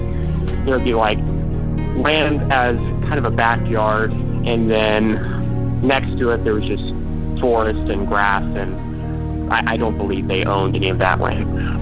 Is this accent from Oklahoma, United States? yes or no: yes; Tulsa, Oklahoma, United States; I'm from Tulsa, Oklahoma, and I just figured out a call in with my my ghost story. I'm 16.